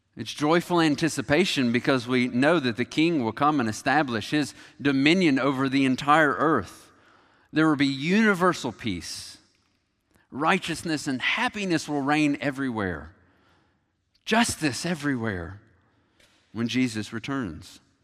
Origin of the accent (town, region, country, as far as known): United States